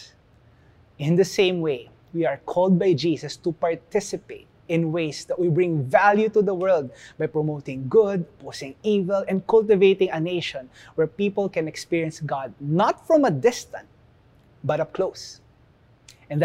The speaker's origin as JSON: {"language": "English", "country": "Philippines", "said": "we are placed here as Filipinos. And being Filipino is part of who we are"}